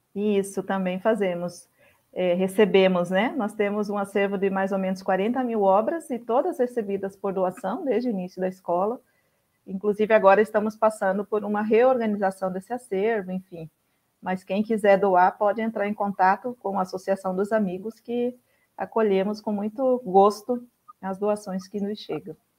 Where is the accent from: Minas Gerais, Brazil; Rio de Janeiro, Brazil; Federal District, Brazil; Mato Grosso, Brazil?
Mato Grosso, Brazil; moved away as an adult; also born or lived in Goiás; Eu sou originária do Mato Grosso, iniciei minha militância no MST lá no Mato Grosso. A minha família mora toda no Mato Grosso